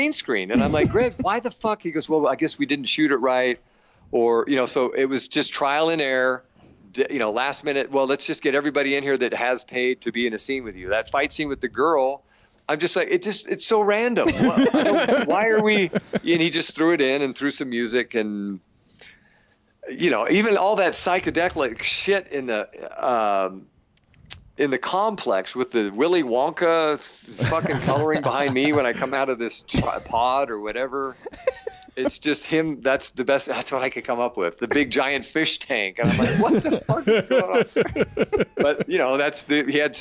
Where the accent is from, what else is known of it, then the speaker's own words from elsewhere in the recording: Portland, United States; Portland, my hometown